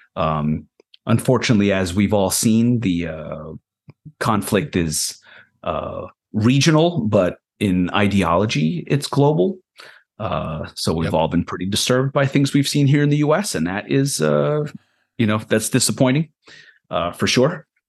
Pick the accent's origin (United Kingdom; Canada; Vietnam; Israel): Israel; now in United States; I was born on a kibbutz in Israel.